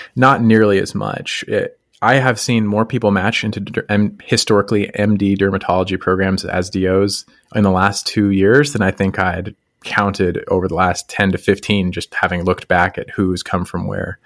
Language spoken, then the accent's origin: English; Colorado, United States; moved away as an adult; I grew up in Colorado